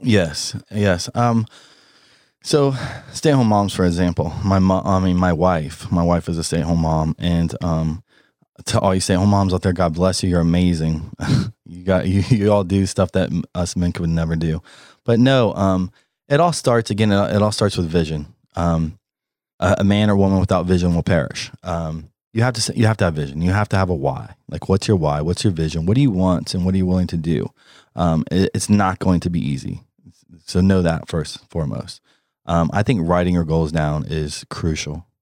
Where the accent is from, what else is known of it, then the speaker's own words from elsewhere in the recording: Columbus, Ohio, United States; also born or lived in Houston, Texas / Maine / Florida / Los Angeles; now in North Carolina, United States; I was raised in Columbus, Ohio